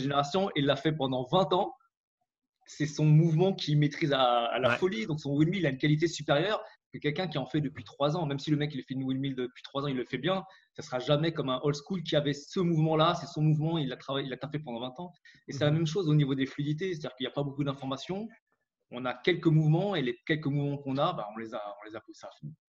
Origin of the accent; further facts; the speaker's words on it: Valenton, Île-de-France, France; moved away as an adult; now in Montreal, Canada; je viens de, Créteil à la base. En fait, je viens d'à côté de Créteil, de Valenton